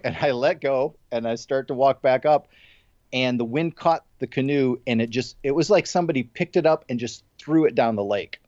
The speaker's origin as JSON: {"language": "English", "region": "Midwest", "country": "United States", "tie": "born or raised there", "moved": "yes", "said": "I grew up in the Midwest"}